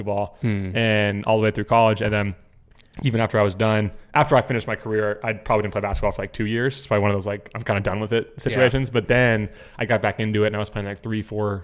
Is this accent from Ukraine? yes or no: no; Florida, United States; I grew up in Florida